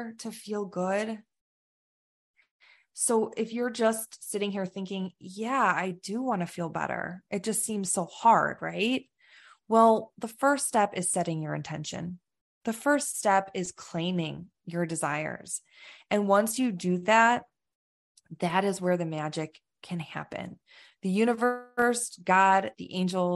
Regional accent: Chicago, Illinois, United States; moved away; we're both from the Chicago

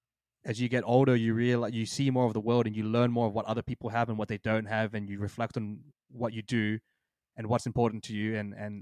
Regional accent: Australia; We're literally from Australia, and you can't even leave your house.

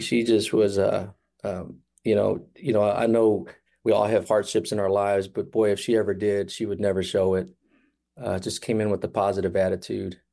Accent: Kansas City, Missouri, United States; we all were born and raised in Kansas City

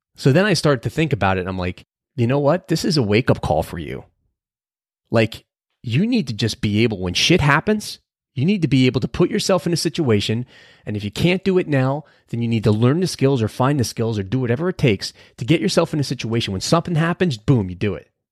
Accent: New Jersey, United States; we're both from New Jersey

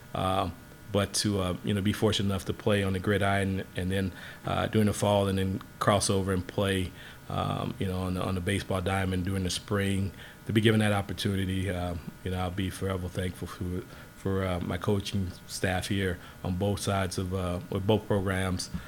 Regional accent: Southport, North Carolina, United States; my hometown of Southport, North Carolina

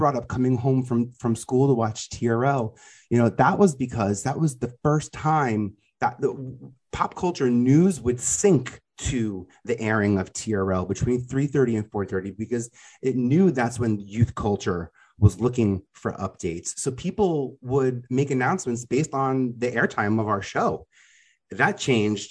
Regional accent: New York City, New York, United States; I'm a dude from Staten Island

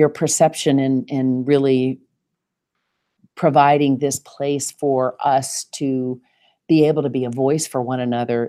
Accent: the South, United States; accent: Southern; I'm certain that my Southern accent, that boy, when I had to talk about money, it would get lot thicker than usual.

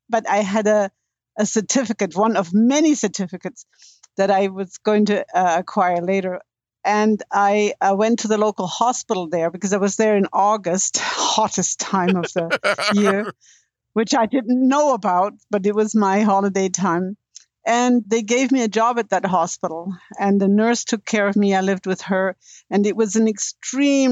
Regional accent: Bavaria, Germany; moved away as an adult; also born or lived in Texas / Boulder, Colorado / Victoria, Canada; now in Vancouver Island, Canada; I was born and educated in Bavaria, which is, in my opinion, my humble opinion, the most beautiful state of Germany.

